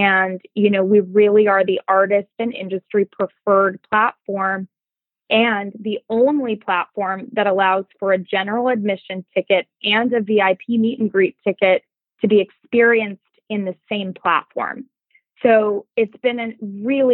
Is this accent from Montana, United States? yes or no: yes; Montana, United States; moved away; I grew up in Montana where work ethic was everything